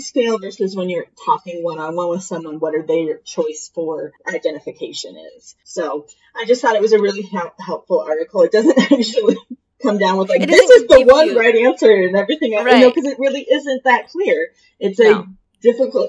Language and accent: English; Denver, Colorado, United States; I'm like, Denver